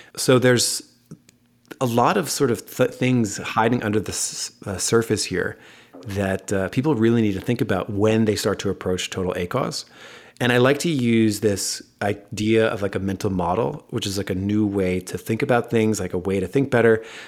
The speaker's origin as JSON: {"language": "English", "country": "United States", "accent": "American", "said": "my American accent"}